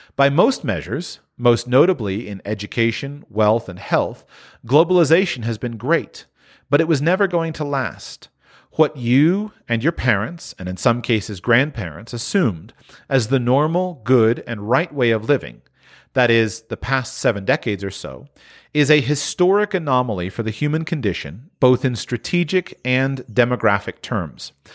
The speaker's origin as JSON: {"language": "English", "region": "Florida", "country": "United States", "tie": "born or raised there", "said": "I grew up in Florida"}